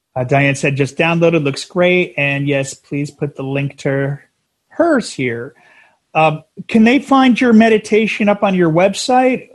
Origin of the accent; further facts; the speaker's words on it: New Jersey, United States; now in San Diego, United States; we were New Jersey, and we're we're transplants out here.